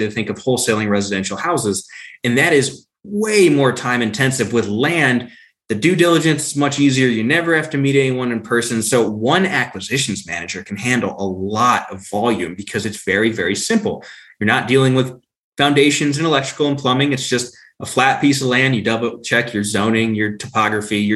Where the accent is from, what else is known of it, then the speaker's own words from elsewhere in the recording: Ohio, United States; now in Colorado, United States; I grew up in Ohio, and you don't see the sun 6 months out